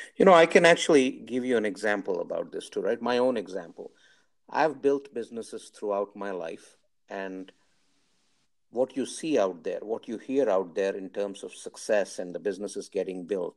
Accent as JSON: {"language": "English", "country": "India", "said": "I'm from India"}